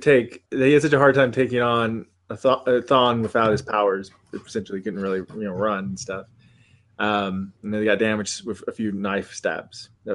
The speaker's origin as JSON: {"language": "English", "country": "United States", "said": "as an American"}